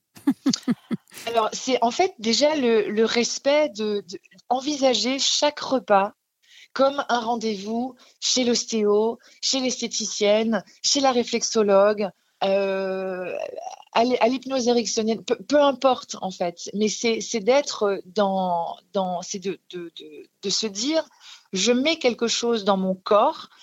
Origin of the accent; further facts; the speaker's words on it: Alsace, Grand Est, France; j'ai grandi en Alsace